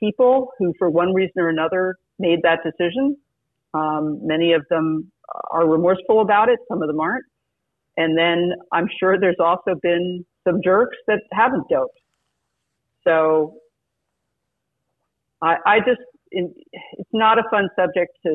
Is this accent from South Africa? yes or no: no; France; moved away; my background growing up in France and speaking the language